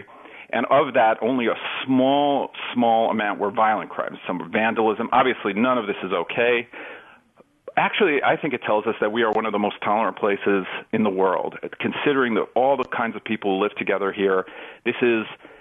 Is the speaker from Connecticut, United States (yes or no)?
no; New York City, New York, United States; when I grew up in New York